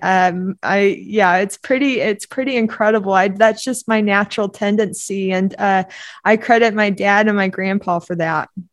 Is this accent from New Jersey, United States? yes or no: no; Oklahoma, United States; also born or lived in Duncan, Oklahoma; we moved from Duncan, Oklahoma up to Oklahoma City